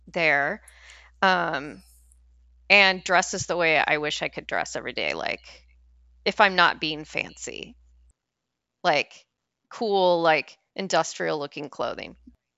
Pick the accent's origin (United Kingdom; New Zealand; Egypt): United Kingdom; Scotland; I'm snooty because I'm Scottish, so